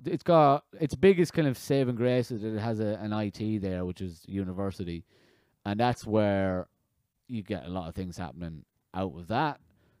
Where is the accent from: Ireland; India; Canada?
Ireland; west of Ireland; also born or lived in London; I was born in London, and I moved to the west of Ireland. {S1} Mm-hmm. {S0} I lived there for 12 years and got bullied for not going to church.